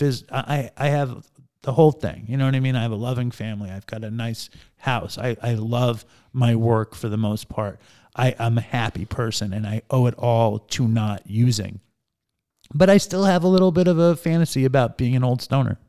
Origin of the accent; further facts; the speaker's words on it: New York City, New York, United States; I grew up in Manhattan